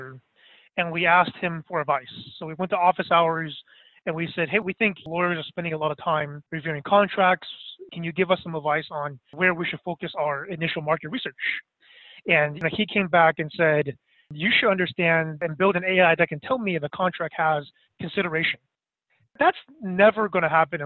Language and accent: English; Bay Area, California, United States; also born or lived in Boston; I'm actually from the Bay Area